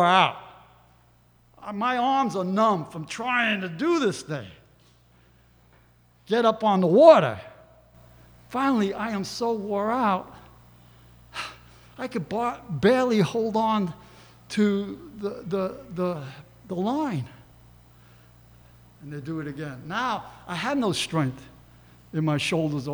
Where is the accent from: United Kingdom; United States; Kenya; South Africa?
United States; New York; I'm a New Yorker.